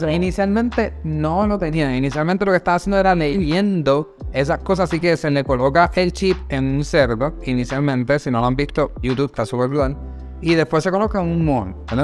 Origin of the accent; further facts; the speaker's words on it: Puerto Rico; moved away; nosotros somos de Puerto Rico, ¿verdad? Originalmente de Puerto Rico